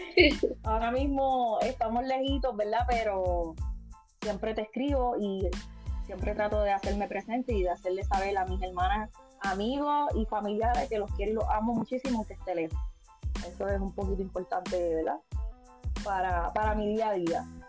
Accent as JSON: {"language": "Spanish", "country": "Puerto Rico", "moved": "yes", "said": "soy puertorriqueña. Eh, ahora mismo estoy lejos de mi isla"}